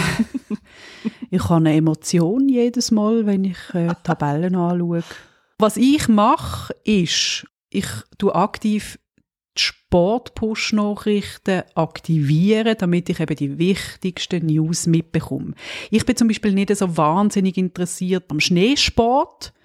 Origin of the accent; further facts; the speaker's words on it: Switzerland; uns als Schweizer